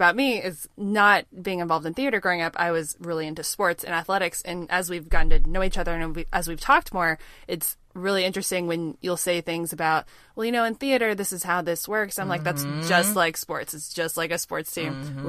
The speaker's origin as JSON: {"language": "English", "region": "Oklahoma", "country": "United States", "moved": "yes", "lives_now": "Dallas, United States", "said": "I'm actually from Oklahoma."}